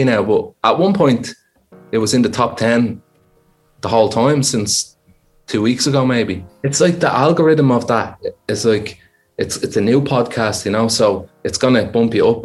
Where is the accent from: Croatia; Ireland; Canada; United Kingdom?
Ireland; Dublin, Leinster; I'm from a place called Finglas